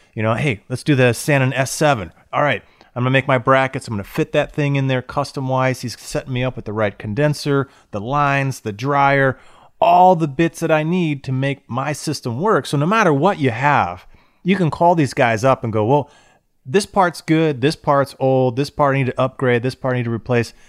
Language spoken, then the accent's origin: English; Florida, United States; I grew up in Florida